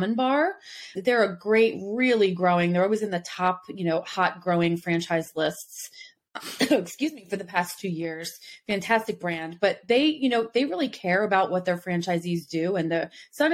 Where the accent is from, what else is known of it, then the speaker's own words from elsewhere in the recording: New Jersey / New York City area, Northeast, United States; moved away; also born or lived in the South (US); I'm originally from the Northeast, from the New Jersey, New York City area. And when I moved down South